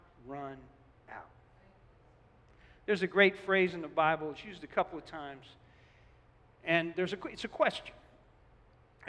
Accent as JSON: {"language": "English", "town": "Newark", "region": "New Jersey", "country": "United States", "said": "I come from Newark"}